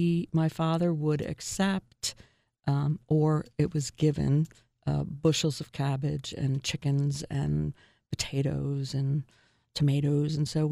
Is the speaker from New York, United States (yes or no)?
yes; New York, United States; it reminded me so much of growing up in New York because of the snow